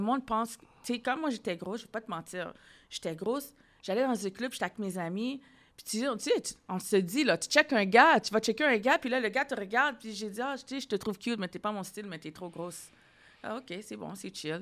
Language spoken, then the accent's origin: French; Ottawa, Ontario, Canada; now in Montreal, Canada; je viens d'Ontario, hein, je viens d'Ottawa